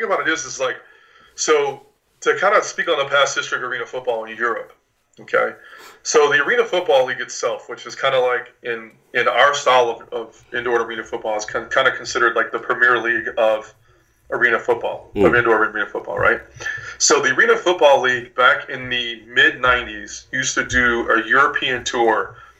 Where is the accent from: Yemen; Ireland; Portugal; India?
Ireland; I am a Corny at heart. I am Irish, so there you go.